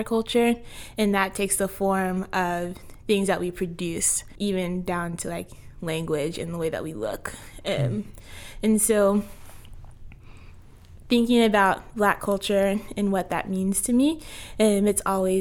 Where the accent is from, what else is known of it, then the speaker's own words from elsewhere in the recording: Tacoma, Washington, United States; also born or lived in Federal Way, Washington; I'm from Tacoma